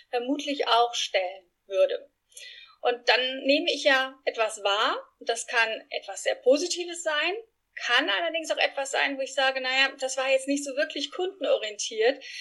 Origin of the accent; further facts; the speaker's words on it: Spain; German is a second language; now in Frankfurt, Germany; Ich bin Spanierin, nicht eingeheiratet, sondern wirklich echte Spanierin. Bin in Spanien groß geworden und äh, lebe in Frankfurt mittlerweile mit meinen zwei Jungs und meinem Mann.